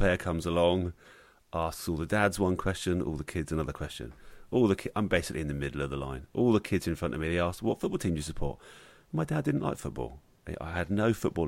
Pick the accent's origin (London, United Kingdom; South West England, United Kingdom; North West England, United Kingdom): South West England, United Kingdom; Bournemouth; But then that would be Bournemouth, and that's my hometown.